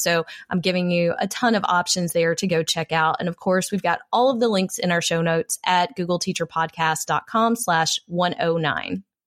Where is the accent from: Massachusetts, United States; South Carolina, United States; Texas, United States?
Texas, United States; I am a Texan, a proud Texan